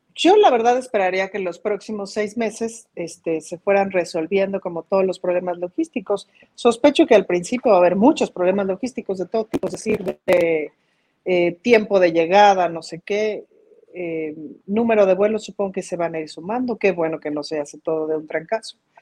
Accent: Mexico; como mexicanos

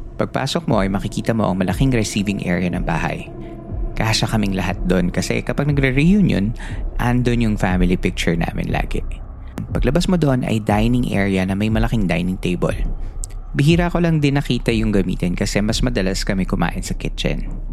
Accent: Central Luzon, Philippines; Batang 90s ako at lumaki ako sa Bulacan sa isang barangay na kung tawagin ay San Gabriel

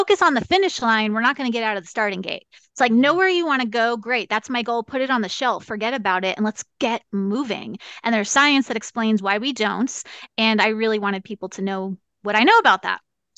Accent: New York, United States; also born or lived in California / Arizona; now in Kansas, United States; I tell people I'm a New Yorker who lives in Kansas now on purpose

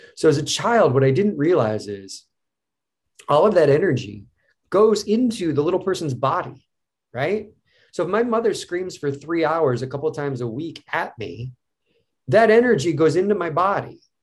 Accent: Cleveland, Ohio, United States; I grew up in Cleveland

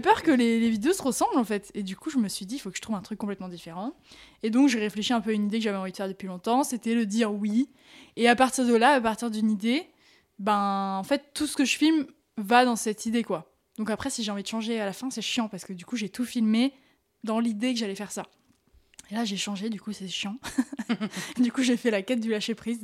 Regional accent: France; on vient de France

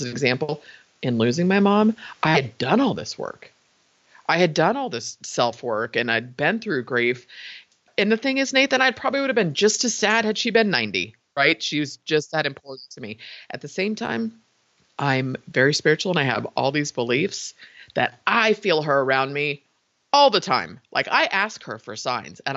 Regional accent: San Francisco, California, United States; I was born in San Francisco, raised in the Bay Area

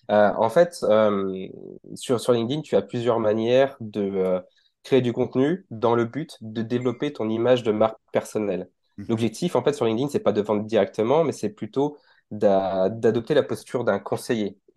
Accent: France; C'est ça, je viens de la France

